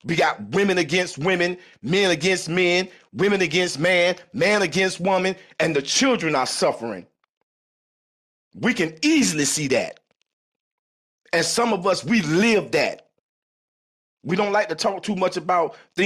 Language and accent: English; South Florida, United States; I'm from South Florida